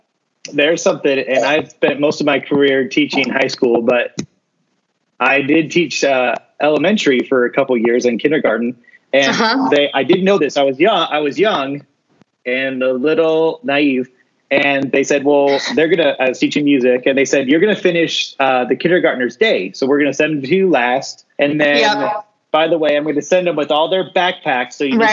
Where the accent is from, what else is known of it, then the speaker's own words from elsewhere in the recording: Meridian, Idaho, United States; I grew up in the West Ada School District, Meridian School District. I graduated from Centennial.